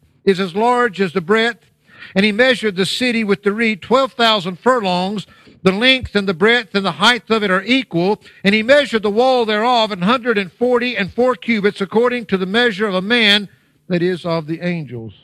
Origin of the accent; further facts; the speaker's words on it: United States; moved away; my home country, the United States of America